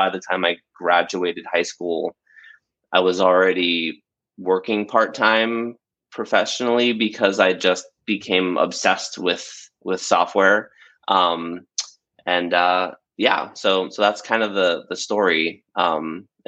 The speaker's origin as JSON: {"language": "English", "town": "Bradenton", "region": "Florida", "country": "United States", "tie": "born or raised there", "said": "the little town I grew up in Florida, which is called Bradenton."}